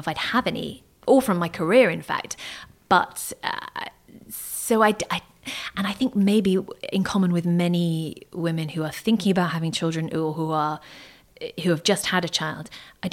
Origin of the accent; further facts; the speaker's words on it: United Kingdom; I grew up in Thatcher's Britain in the 80s.